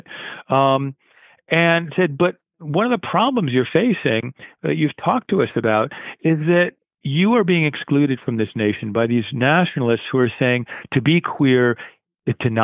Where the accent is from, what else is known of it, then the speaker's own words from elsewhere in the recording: Connecticut shoreline, United States; moved away as an adult; now in Cape Cod, United States; I grew up on the Connecticut shoreline